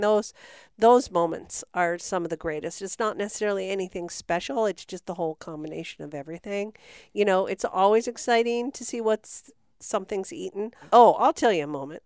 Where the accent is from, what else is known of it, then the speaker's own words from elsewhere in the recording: San Francisco Bay Area, California, United States; moved away as an adult; I grew up in the Bay Area of San Francisco